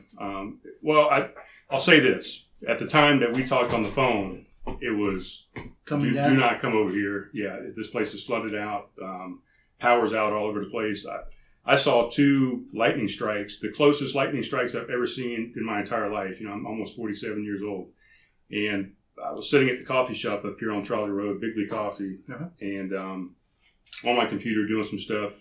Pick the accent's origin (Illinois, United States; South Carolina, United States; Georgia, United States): South Carolina, United States; North Charleston; moved away; I'm originally from North Charleston